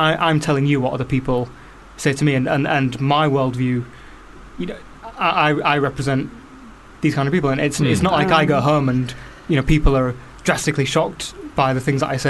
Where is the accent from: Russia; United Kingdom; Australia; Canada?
United Kingdom; the North East, North East England; moved away; I'm from a council state on the North East.